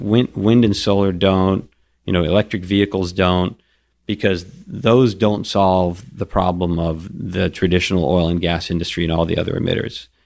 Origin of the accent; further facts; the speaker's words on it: Kuwait; moved away; I was born in Kuwait